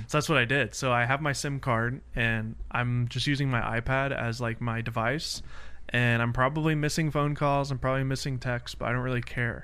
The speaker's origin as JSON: {"language": "English", "town": "Nashville", "region": "Tennessee", "country": "United States", "moved": "yes", "said": "I'm from Nashville"}